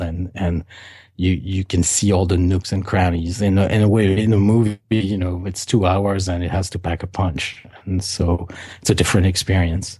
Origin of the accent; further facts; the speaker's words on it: Paris, Île-de-France, France; I was eight-year-old and I was growing up in Paris